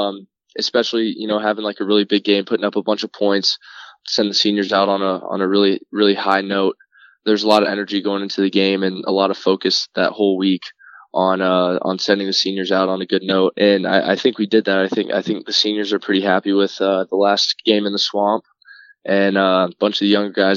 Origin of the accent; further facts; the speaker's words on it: Orlando, Florida, United States; Okay, so I grew up in Orlando, Florida. Same with both my older brothers, just born and raised in Orlando. My dad's from Mississippi, mom's from Pennsylvania, so it's a interesting little mixture there